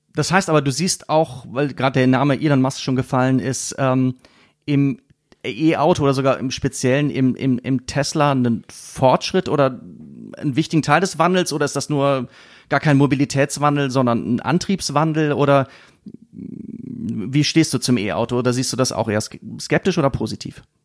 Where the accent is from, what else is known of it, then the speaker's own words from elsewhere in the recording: Siegen, North Rhine-Westphalia, Germany; Ich komme aus Siegen.